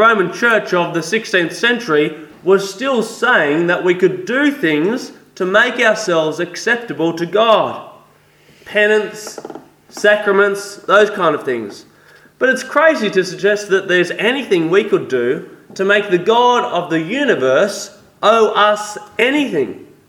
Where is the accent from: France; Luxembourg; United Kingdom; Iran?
France; English is a second language; Yes, I am French. I was born in regional France, raised in a Catholic home.